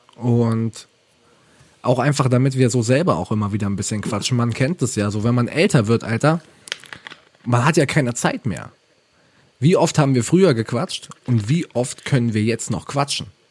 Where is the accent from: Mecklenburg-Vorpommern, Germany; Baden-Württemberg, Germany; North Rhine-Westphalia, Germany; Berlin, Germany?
Baden-Württemberg, Germany; Ravensburg; Ich komme aus Ravensburg, wunderschöne Stadt, ähm, Schwabenländle